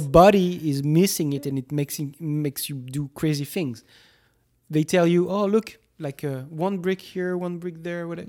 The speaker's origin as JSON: {"language": "English", "town": "Toulouse", "region": "Occitania", "country": "France", "tie": "born or raised there", "moved": "yes", "said": "drove three hours from Toulouse, from my hometown"}